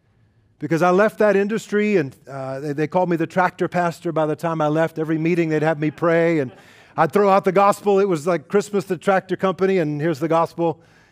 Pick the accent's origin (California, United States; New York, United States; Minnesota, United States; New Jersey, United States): New York, United States; And I grew up in New York, and so I appreciated his loudness, but his language that went along with it.